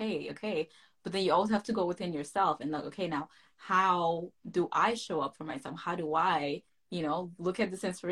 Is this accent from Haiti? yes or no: yes; Haiti; moved away; We both were born and raised in Haiti for a big chunk of our lives.